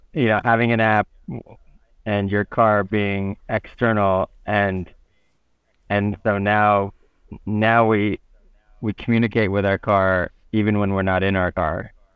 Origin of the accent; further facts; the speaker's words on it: United States; as American